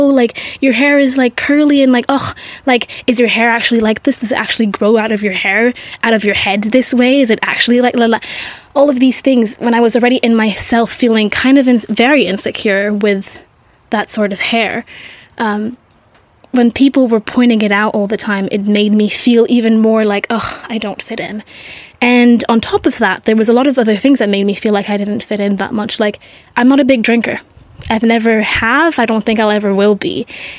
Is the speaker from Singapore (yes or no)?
yes; Singapore; growing up, I grew up in Singapore in a very Asian culture, in a French school.